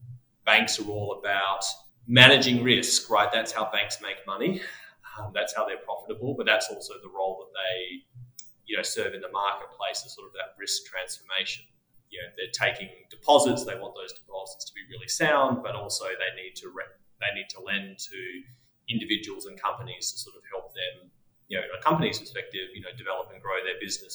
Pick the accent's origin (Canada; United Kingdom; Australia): Australia; accent: Australian; moved away as an adult; now in United States; As you may be able to tell from my accent, I started my career in Australia, moved to the US 12 years ago